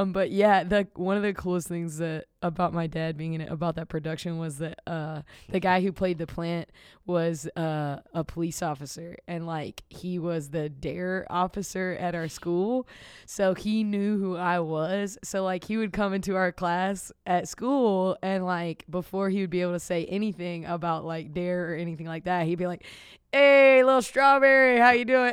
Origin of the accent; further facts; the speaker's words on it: the South, United States; moved away as an adult; now in Chicago, United States; I grew up in the South